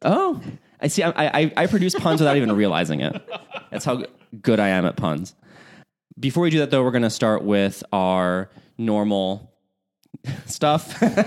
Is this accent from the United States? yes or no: yes; Chicago, Illinois, United States; moved away; the home for the holidays for me is, uh, in Chicagoland. So, being a Chicagoan